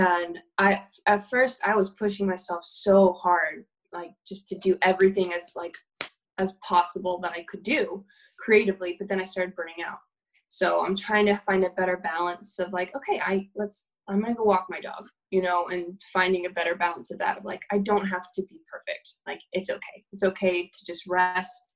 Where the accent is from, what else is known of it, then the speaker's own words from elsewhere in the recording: Tennessee, United States; moved away as an adult; now in New York, United States; I grew up in Tennessee